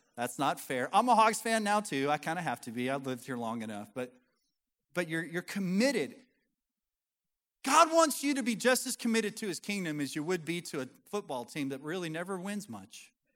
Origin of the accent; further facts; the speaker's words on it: Colorado, United States; moved away as an adult; now in the US South; I'm from Colorado, my wife's from Montana